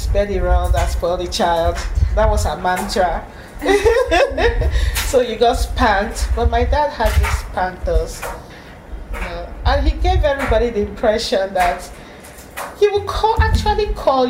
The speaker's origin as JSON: {"language": "English", "country": "Nigeria", "tie": "born or raised there", "said": "the first place we settled in Eastern Nigeria, maybe that was in 13 something. Then gradually we started migrating from that place and to own hometown, our village."}